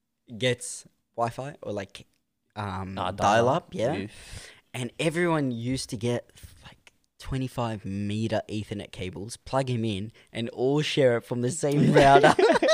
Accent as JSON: {"language": "English", "country": "Egypt", "tie": "born or raised there", "moved": "yes", "lives_now": "Melbourne, Australia", "said": "I grew up in Egypt"}